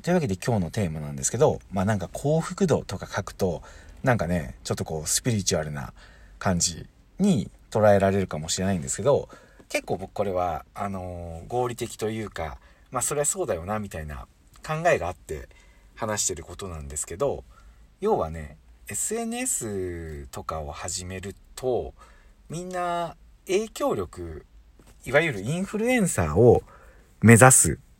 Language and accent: Japanese; Hiroshima, Japan; accent: Hiroshima dialect; 今広島弁が出ましたけど